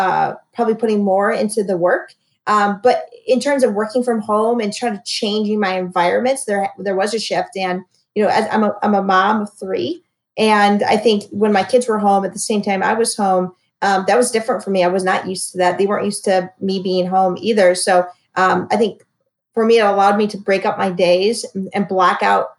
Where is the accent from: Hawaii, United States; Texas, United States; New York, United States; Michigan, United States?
Michigan, United States; moved away as an adult; also born or lived in Cleveland, Ohio; now in Houston, United States; I'm from Michigan, but lived in Cleveland before moving here